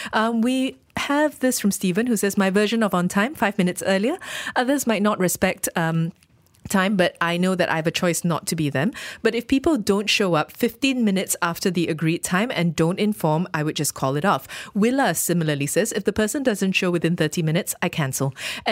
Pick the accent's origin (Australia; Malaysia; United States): Malaysia; It almost felt like I was being extra Malaysian by being just, you know, that little bit lax about time